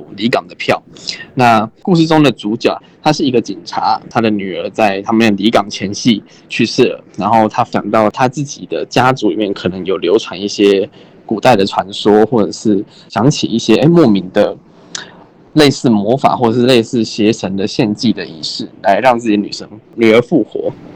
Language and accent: Chinese; Keelung, Taiwan; 我是基隆出生，然后我住的地方很，有渔港